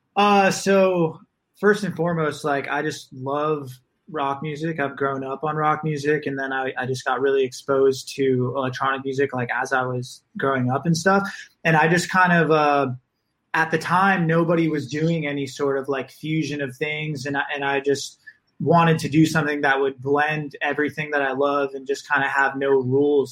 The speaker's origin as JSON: {"language": "English", "town": "Naples", "region": "Florida", "country": "United States", "tie": "born or raised there", "also_born_or_lived": "Boston", "moved": "as an adult", "lives_now": "Los Angeles, United States", "said": "I am from Florida, grew up in Naples"}